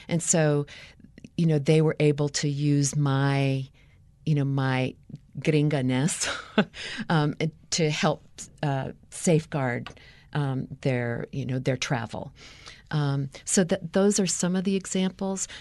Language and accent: English; United States; growing up in the United States